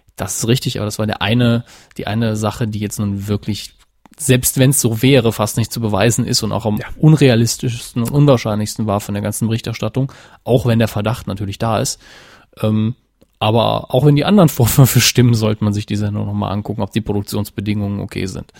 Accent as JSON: {"language": "German", "region": "Saarland", "country": "Germany", "said": "als Saarländer"}